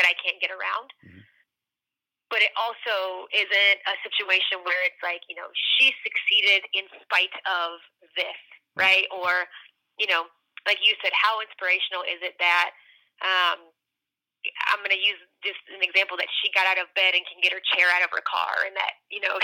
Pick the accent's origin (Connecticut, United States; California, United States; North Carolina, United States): North Carolina, United States; I grew up in North Carolina, and I grew up about as close to the Virginia border as you could get without being in Virginia